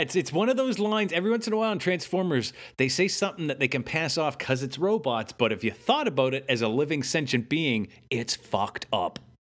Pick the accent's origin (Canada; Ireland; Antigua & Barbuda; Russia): Canada; we're Canadian